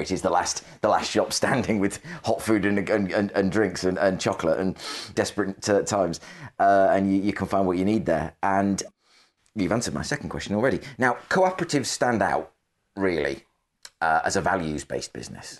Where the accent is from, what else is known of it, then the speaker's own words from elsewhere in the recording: the Northwest, North West England, United Kingdom; I'm from the Northwest, so I grew up, my parents taken me to the C W S store in Lee